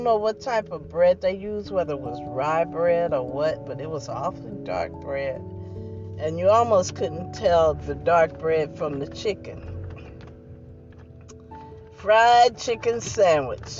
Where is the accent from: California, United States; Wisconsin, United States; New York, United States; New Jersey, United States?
New Jersey, United States; I'm from New Jersey. My family from Georgia